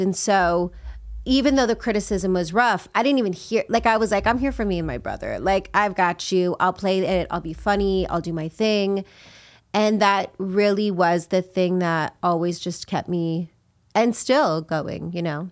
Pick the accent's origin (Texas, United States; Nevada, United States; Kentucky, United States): Nevada, United States; Las Vegas; moved away; I grew up in Vegas, and, um, I grew up in a rough neighborhood